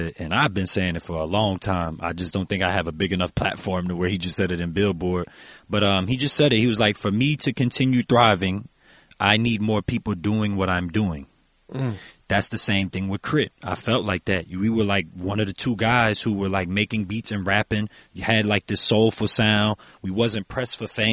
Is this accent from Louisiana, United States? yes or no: yes; New Orleans, Louisiana, United States; I'm from New Orleans